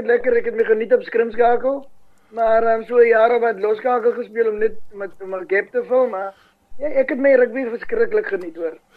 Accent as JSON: {"language": "Afrikaans", "town": "Paarl", "region": "Western Cape", "country": "South Africa", "tie": "born or raised there", "said": "in die middel van die dorp waar daar vandag sportvelde lê uh um, vir skole dis waar ons groot geraak het in die bergrivier"}